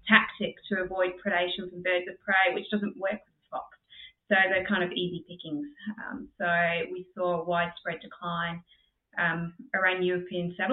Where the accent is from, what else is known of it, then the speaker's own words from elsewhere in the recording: England, United Kingdom; now in Australia; being English